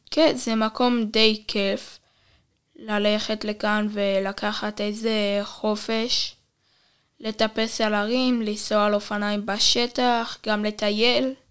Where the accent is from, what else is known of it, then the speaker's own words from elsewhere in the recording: Mitzpe Ramon, Southern District, Israel; אה, לא, נולדתי במרכז, משם עברתי למצפה רמון